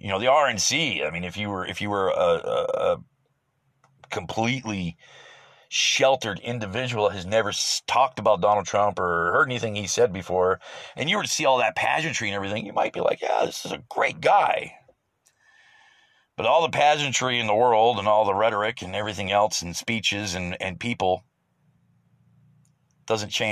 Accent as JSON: {"language": "English", "country": "United States", "said": "As an American"}